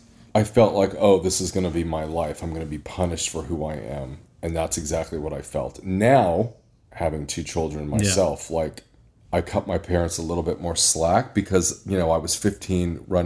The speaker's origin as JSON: {"language": "English", "town": "Indianapolis", "region": "Indiana", "country": "United States", "tie": "born or raised there", "said": "I was born and raised in Indianapolis, Indiana."}